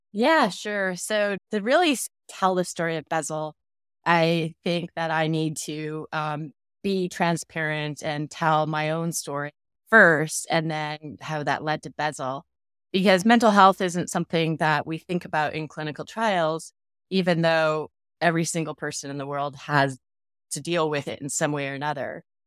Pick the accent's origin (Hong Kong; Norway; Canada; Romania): Canada; now in Phoenix, United States; I live in Phoenix, Arizona, um, but I'm originally from Canada